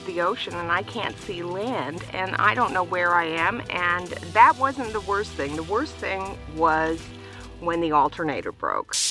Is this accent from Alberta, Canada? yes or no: no; British Columbia, Canada; moved away; also born or lived in United States; I'm originally from Canada, from British Columbia.